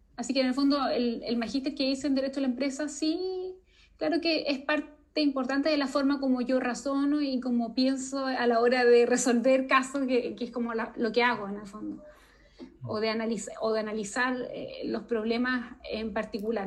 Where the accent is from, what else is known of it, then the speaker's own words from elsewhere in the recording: Chile; nosotros en Chile